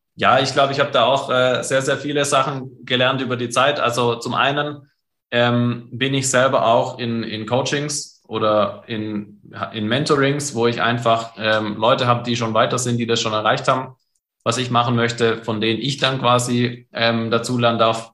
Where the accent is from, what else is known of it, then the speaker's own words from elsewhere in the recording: Germany; bei uns in Deutschland